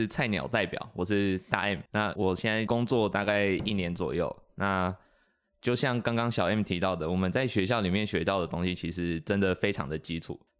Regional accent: northern Taiwan, Taiwan; moved away as an adult; 像我是北部人，

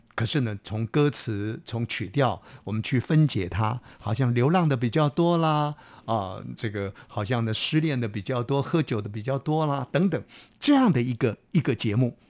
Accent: Taiwan; 我们台湾话讲的说幼 key

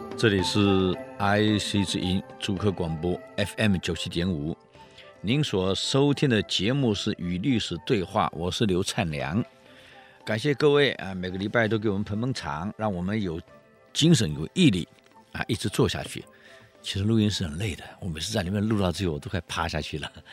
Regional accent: Taiwan; 我们台湾

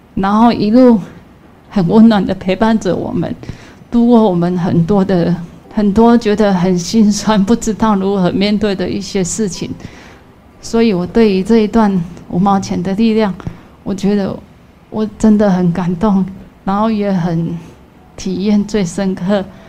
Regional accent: Nantou County, Taiwan; 我是来自于南投的

